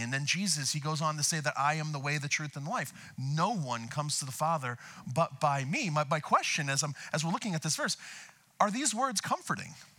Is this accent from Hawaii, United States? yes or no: no; outside of Boston, Massachusetts, United States; now in Camarillo, United States; I'm from uh, Boston, outside of Boston.